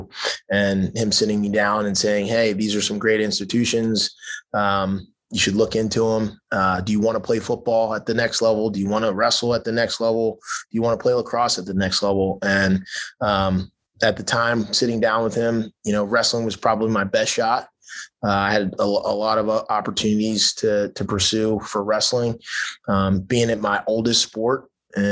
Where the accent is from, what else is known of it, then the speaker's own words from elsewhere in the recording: Baltimore, Maryland, United States; also born or lived in Southern California; now in Texas, United States; growing up in Baltimore